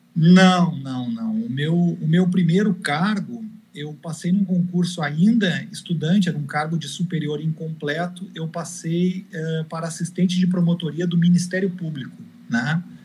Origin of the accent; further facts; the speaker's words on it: Rio Grande do Sul, Brazil; eu era gaúcho